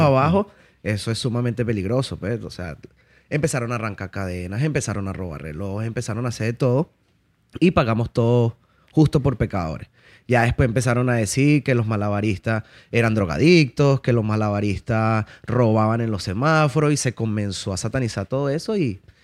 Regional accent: Caracas, Capital District, Venezuela; moved away; also born or lived in La Victoria, Venezuela; fui criado en la ciudad de Caracas, ¿ok? Este, luego de eso viajé a La Victoria. Parte de mi infancia también la viví en La Victoria, pero mayor parte de mi infancia fue, fue en Caracas

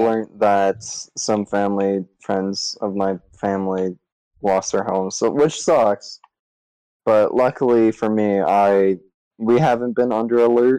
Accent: British Columbia, Canada; My hometown's on fire. Well, not hometown

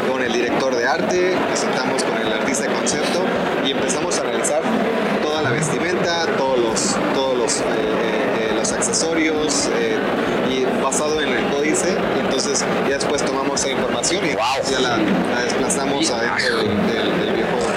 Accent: Mexico; nosotros como mexicanos nos sentimos muy identificados

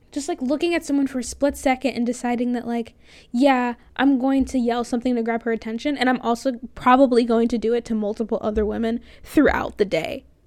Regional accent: Florida, United States; moved away; I'm from Florida

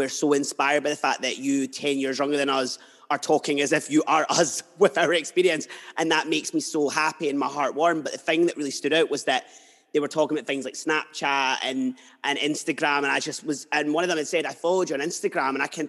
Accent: Edinburgh, Scotland, United Kingdom; now in Fife, United Kingdom; And I'm from Edinburgh like you, but I moved here.

